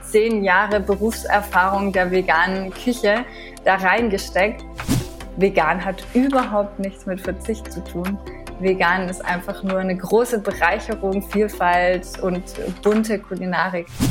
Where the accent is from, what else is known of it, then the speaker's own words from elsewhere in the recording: France; moved away; ich bin in Frankreich aufgewachsen